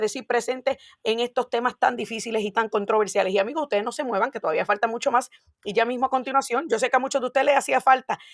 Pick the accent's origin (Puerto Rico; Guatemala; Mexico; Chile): Puerto Rico; now in Florida, United States; el boricua tenemos la ventaja de que cuando llegamos aquí somos ciudadanos americanos